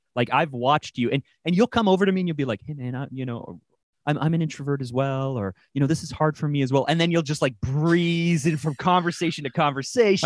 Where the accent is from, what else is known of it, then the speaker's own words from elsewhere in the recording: Toronto, Ontario, Canada; my hometown of Toronto, Canada